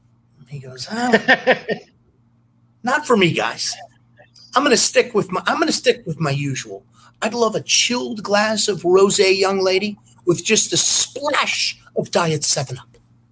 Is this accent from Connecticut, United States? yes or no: yes; Norwalk, Connecticut, United States; moved away as an adult; now in South Carolina, United States; I grew up right outside New York City, Long Island Sound.